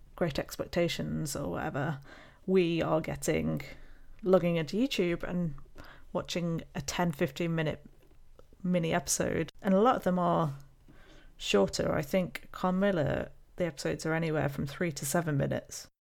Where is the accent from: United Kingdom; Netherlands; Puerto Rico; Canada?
United Kingdom; being British